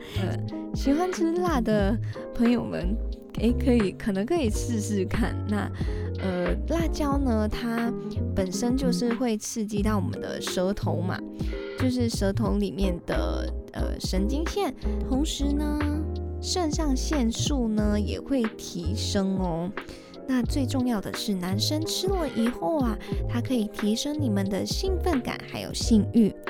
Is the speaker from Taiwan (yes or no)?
no; Malaysia; 我是马来西亚人